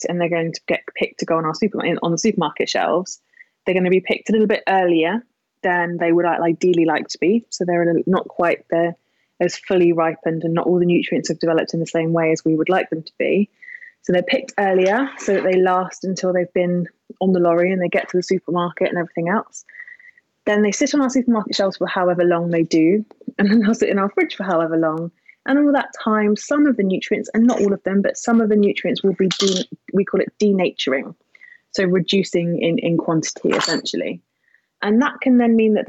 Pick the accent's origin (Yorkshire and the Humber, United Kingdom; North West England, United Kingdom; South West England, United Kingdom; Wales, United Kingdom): South West England, United Kingdom; Yealmpton; now in London, United Kingdom; I grew up in Devon, so I'm a farm girl